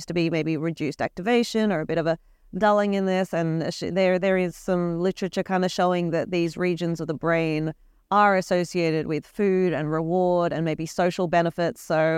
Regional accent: Australia; I'm from the University of Queensland, all the way from Australia.

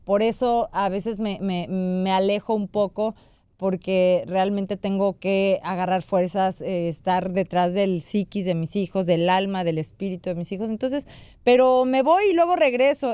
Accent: Mexico; yo como mexicana me siento súper orgullosa

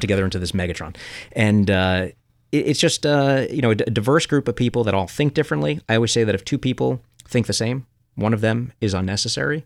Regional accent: New York City, New York, United States; growing up in Coney Island

